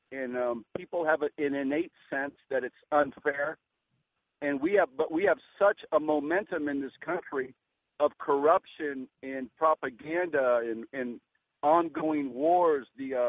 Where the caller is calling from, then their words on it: Florida, United States; I am from Florida.